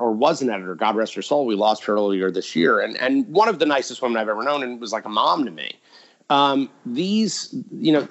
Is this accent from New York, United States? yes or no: yes; New York, United States; being a New Yorker